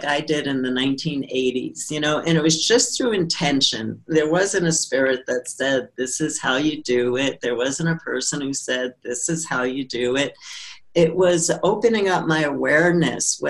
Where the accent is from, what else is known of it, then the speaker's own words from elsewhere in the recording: New York City, New York, United States; growing up in Brooklyn